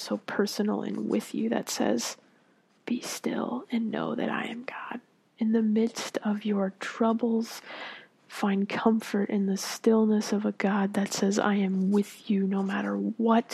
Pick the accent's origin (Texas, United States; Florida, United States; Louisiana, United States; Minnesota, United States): Florida, United States; I grew up in Florida